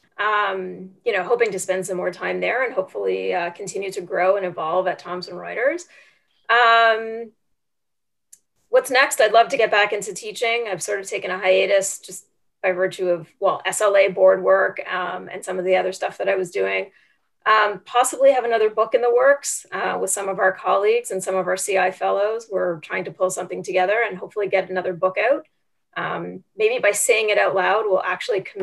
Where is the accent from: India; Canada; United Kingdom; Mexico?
Canada; moved away; I am Canadian